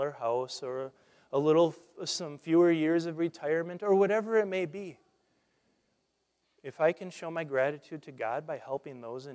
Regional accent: Nebraska, United States; growing up in Nebraska

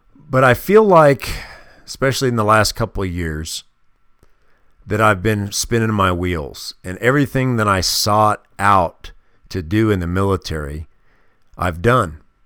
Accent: Kansas City, Missouri, United States; moved away; growing up in the Midwest in a city called Kansas City, Missouri

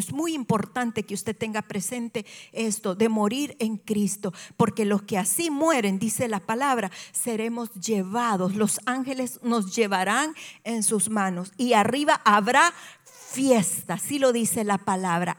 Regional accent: El Salvador; soy salvadoreña y en El Salvador esto es muy común

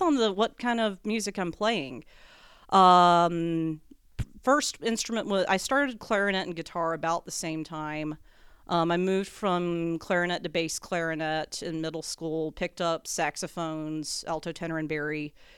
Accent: North Carolina, United States; born and raised North Carolina

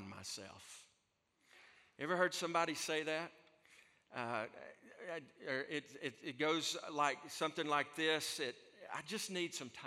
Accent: Alabama, United States; I'm from Alabama

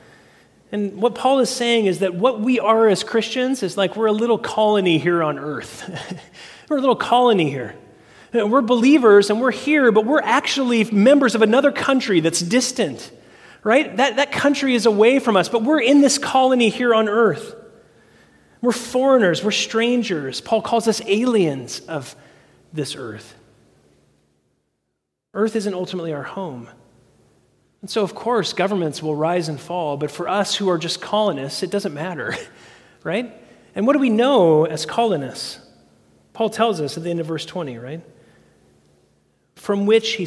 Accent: United States

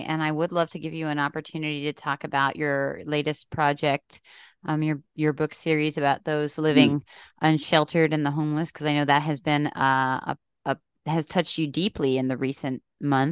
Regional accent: Northeastern Pennsylvania, United States; I'm from Pennsylvania. I'm not from Western Pennsylvania. I'm from Northeastern Pennsylvania.

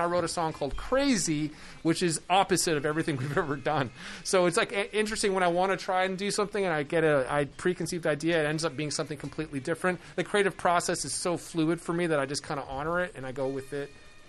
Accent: Canada; moved away; I came to your country from Canada.

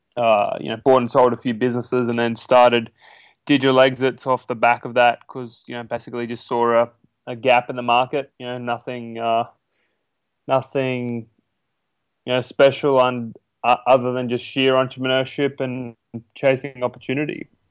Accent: ten hours northwest of Sydney, between Walgett and Moree, New South Wales, Australia; now in United States

